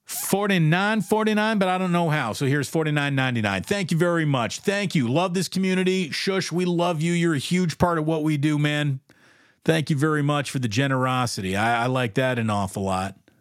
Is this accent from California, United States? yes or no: no; Schenectady, New York, United States; I'm from Schenectady. I grew, I grew up a-, around tons of suffering New York Giants fans